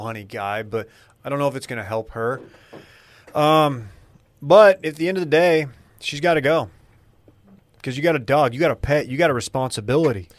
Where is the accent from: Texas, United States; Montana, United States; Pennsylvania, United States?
Texas, United States; North; moved away as an adult; now in Austin, United States; I'm from North Texas